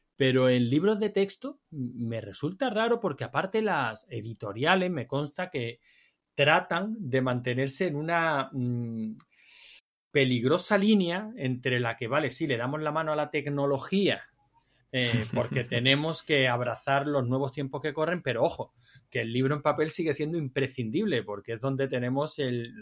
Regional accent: Andalusia, Spain; yo soy andaluz

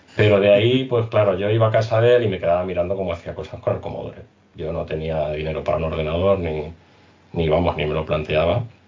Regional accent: Spain; nosotros como españoles

